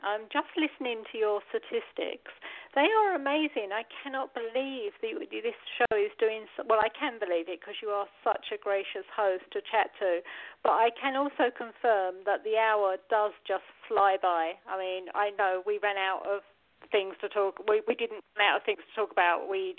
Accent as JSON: {"language": "English", "region": "England", "country": "United Kingdom", "also_born_or_lived": "United States", "said": "I'd lived in America for 15 years, and I was sort of homesick because I just thought, I'm English, I need to go back."}